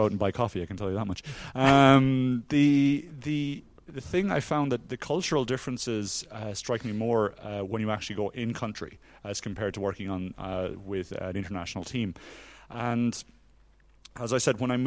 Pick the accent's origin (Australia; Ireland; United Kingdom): Ireland; moved away as an adult; also born or lived in South Africa; now in Norway